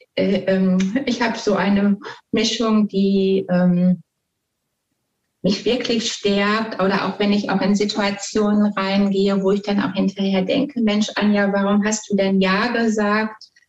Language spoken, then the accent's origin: German; Ruhr area, North Rhine-Westphalia, Germany; ich komme also aus dem Ruhrpott